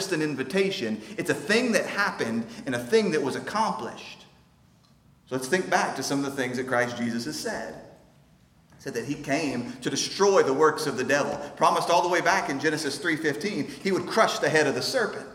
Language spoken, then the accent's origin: English; United States; growing up in America, where we don't feel the same Jew-Gentile division